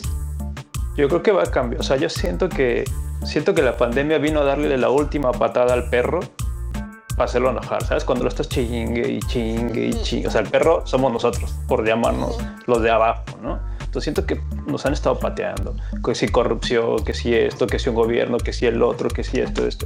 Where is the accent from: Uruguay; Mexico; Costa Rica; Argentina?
Mexico; en mi país